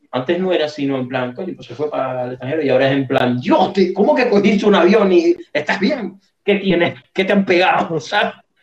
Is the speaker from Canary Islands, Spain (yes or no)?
yes; Puntallana, Canary Islands, Spain; Yo soy de Punta Llana